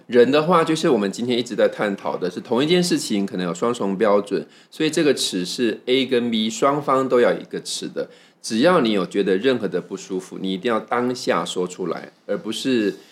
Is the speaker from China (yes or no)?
no; Taiwan; 我自己是来自于台湾